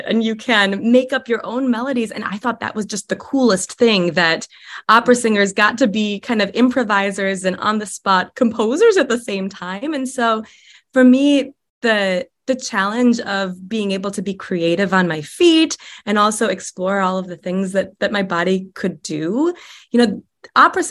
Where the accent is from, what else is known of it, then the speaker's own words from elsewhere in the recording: Chicago, Illinois, United States; also born or lived in upstate New York; now in Nebraska, United States; I moved here directly from upstate New York, but I'm from the Chicagoland area originally.